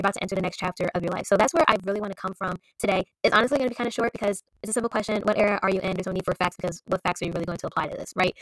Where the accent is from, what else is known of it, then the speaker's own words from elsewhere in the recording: Maryland, United States; moved away as an adult; also born or lived in Pennsylvania; I am originally from Maryland